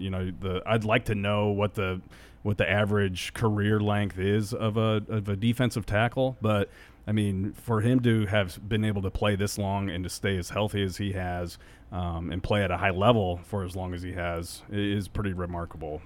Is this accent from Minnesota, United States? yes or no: no; Ogallala, Nebraska, United States; growing up in Ogallala, it was all Denver stations